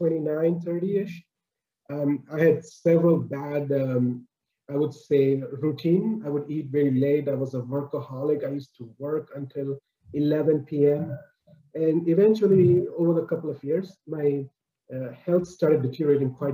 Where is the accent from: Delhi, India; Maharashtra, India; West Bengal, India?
Maharashtra, India; Mumbai; moved away as an adult; now in Canada; born and raised in Bombay, in India. I moved over to Canada when I was about 30, 31